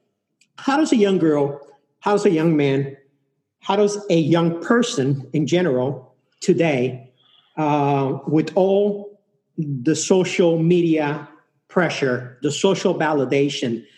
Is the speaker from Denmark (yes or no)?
no; Mexico City, Mexico; now in United States; I'm from Mexico City. I travel a lot to Mexico City.